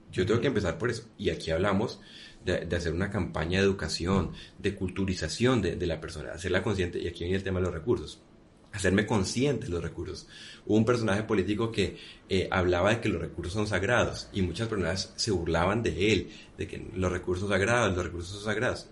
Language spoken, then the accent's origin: Spanish; Colombia; en Colombia decimos ese, coco